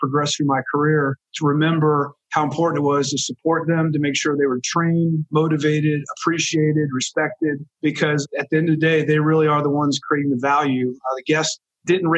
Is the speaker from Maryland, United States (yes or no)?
yes; Rockville, Maryland, United States; moved away; also born or lived in Boston, Massachusetts; I grew up outside of Washington, D.C. in Rockville, Maryland